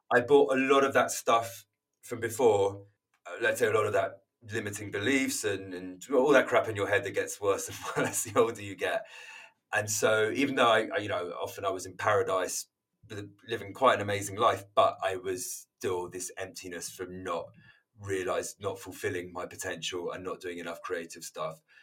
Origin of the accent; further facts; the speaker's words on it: London, United Kingdom; moved away as an adult; now in Margate, United Kingdom; I'm London born and bred